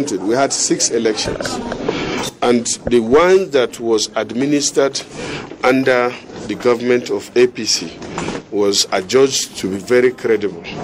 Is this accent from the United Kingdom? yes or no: no; Gwoza, Borno, Nigeria; I come from the Northeast. I come from Goza. In Borno South, I represent Borno South.